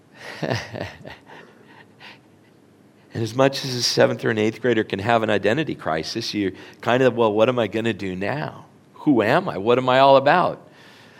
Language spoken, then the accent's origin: English; Flagstaff, Arizona, United States; now in Orange, United States; when we grew up in Flagstaff, I don't think we knew it then, but we lived on the poor side of town